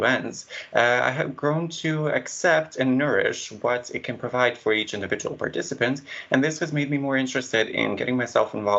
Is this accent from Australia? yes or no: no; Bosnia & Herzegovina; I am your chair from Bosnia and Herzegovina.